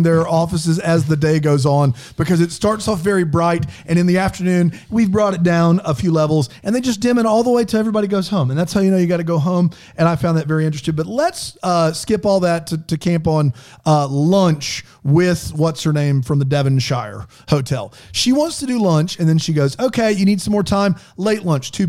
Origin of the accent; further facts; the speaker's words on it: South Carolina, United States; I'm from South Carolina